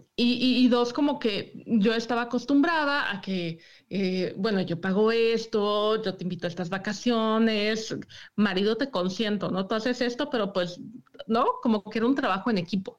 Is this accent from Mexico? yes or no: yes; Mexico City, Mexico; moved away as an adult; now in Michigan, United States; Yo soy de la Ciudad de México